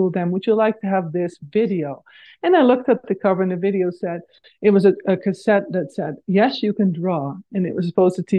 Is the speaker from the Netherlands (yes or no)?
yes; Netherlands; moved away as an adult; now in North America; I grew up in the Netherlands